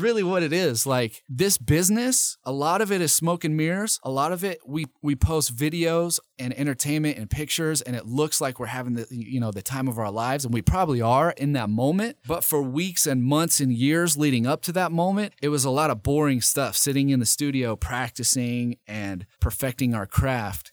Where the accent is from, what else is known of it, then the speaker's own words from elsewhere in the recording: Nashville, Tennessee, United States; moved away as an adult; also born or lived in East Idaho; now in Boise, United States; I grew up in Nashville, Tennessee